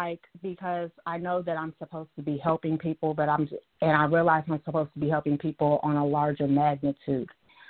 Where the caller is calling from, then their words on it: Dallas, Texas, United States; From Dallas, Texas.